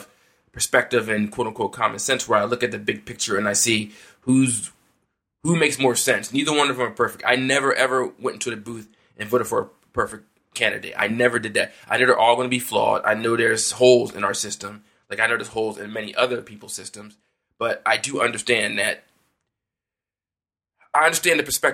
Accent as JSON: {"language": "English", "country": "United States", "said": "as an American"}